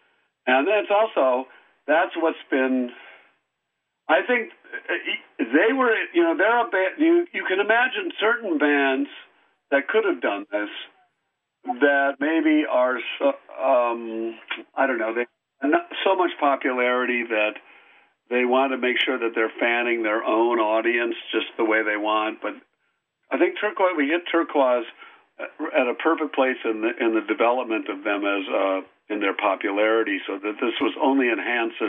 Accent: Wisconsin, United States; moved away; I'm from Wisconsin. And my wife is also

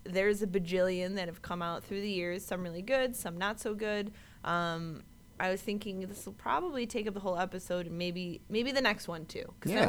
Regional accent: Buffalo, New York, United States; I'm from Buffalo.

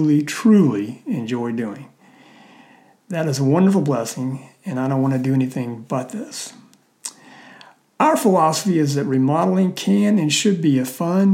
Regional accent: South Mississippi, United States; moved away as an adult; now in Birmingham, Alabama, United States; I grew up in South Mississippi

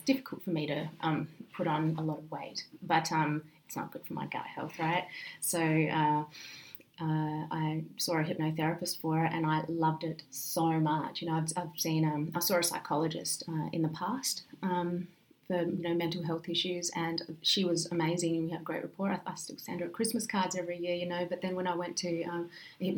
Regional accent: Coober Pedy, South Australia, Australia; where I grew up in Coober-Pedy, there is a very high crime rate per capita

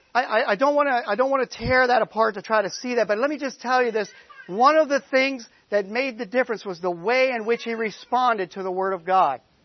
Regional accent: Boston, Massachusetts, United States; moved away as an adult; We come from the Boston area. We've been down here a long time now, 15 years

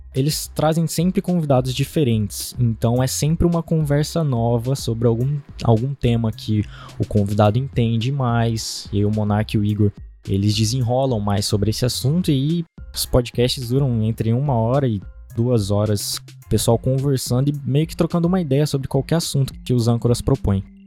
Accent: Diamantino, Mato Grosso, Brazil; eu sou de, da cidade de Diamantino.

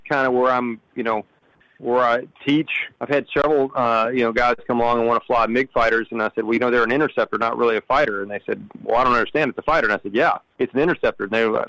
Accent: Riesel, Texas, United States; also born or lived in Waco, Texas / Breckenridge, Texas; I was born in Waco, Texas. I grew up in a rural setting in Riesel, Texas, where I graduated high school with a class of 29

